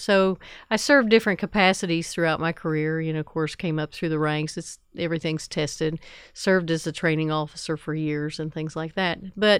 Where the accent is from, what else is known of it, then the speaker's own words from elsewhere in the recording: Ironton, Ohio, United States; now in Huntington, United States; I live in Huntington. I grew up in Ironton, Ohio